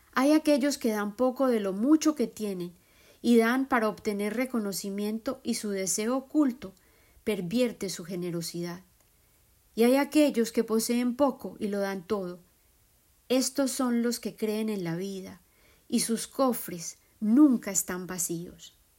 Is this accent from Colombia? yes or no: yes; Colombia; moved away; Colombia, mi tierra de origen